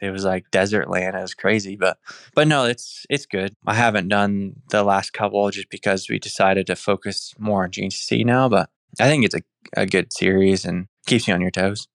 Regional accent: Indiana, United States; moved away; from Indiana

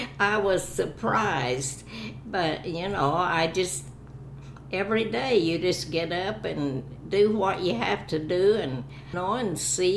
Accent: Oklahoma, United States; moved away as an adult; now in Kansas City, United States

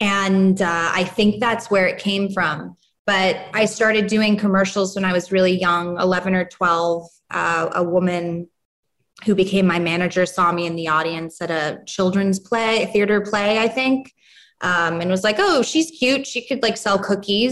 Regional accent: New York City, New York, United States; moved away as an adult; now in Los Angeles, United States; growing up in New York and being a teenager in New York

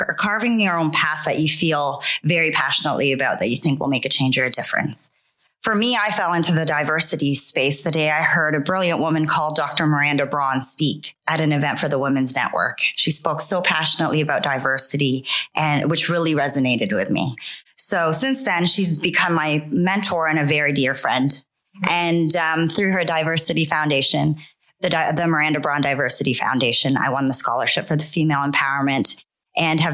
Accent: Canada; moved away as an adult; also born or lived in Philippines; now in London, United Kingdom; We moved to Canada and have spent most of my life there

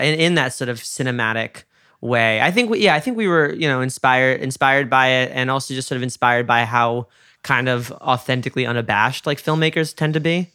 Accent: New York, United States; moved away; I'm from New York

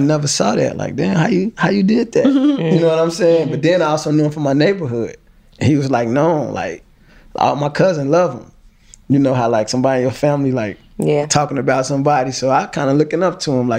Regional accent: Chicago, Illinois, United States; I'm from Chicago

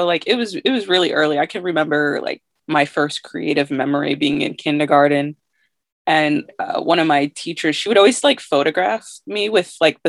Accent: Massachusetts, United States; also born or lived in Syracuse, New York / Hartford, Connecticut; I was born in Syracuse, New York. Okay. And then part of my childhood, I was living in Hartford, Connecticut. And then when I was like 8, I moved to Massachusetts, like a really small rural town south of Boston. So I've been there for most of my life.

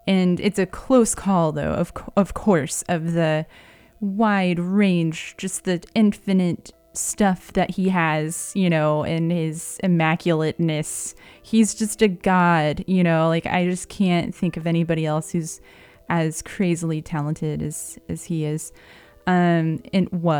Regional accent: the Ozarks, United States; moved away; Actually, St. Louis isn't part of the Ozarks, but we're from the Ozarks.

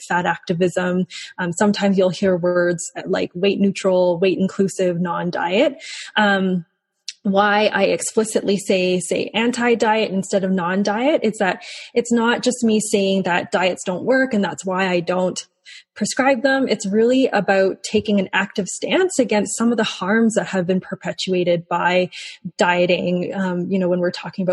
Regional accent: Calgary, Alberta, Canada; also born or lived in Hong Kong; I was born in Hong Kong, but I moved to Calgary when I was very young, when I was 3 years old, and I've grown up in Calgary my whole life.

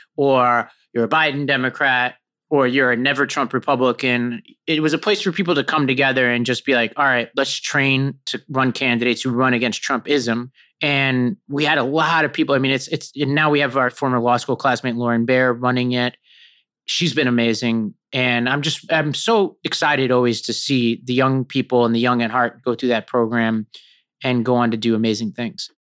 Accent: New York City, New York, United States; also born or lived in Binghamton, New York; I grew up in Staten Island, New York

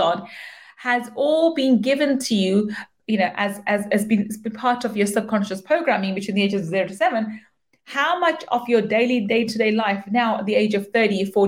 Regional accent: United Kingdom; I am a British born Pakistani.

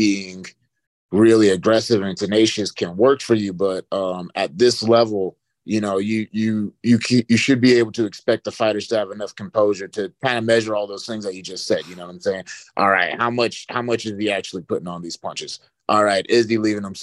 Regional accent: Charlotte, North Carolina, United States; being in my hometown

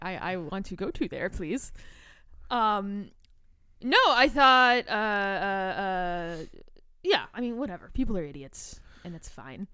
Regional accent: Chicago, Illinois, United States; I'm from Chicago

